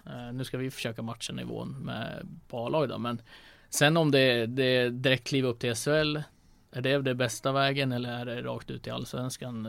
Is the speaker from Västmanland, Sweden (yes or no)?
yes; Västerås, Västmanland, Sweden; now in Linköping, Sweden; Västerås och sådär, så där, där jag är ifrån